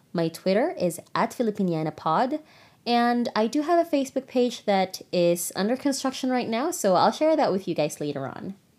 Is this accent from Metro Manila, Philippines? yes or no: no; Angono, Calabarzon, Philippines; first language Tagalog; English is a second language; moved away; I'm from Angono, Rizal.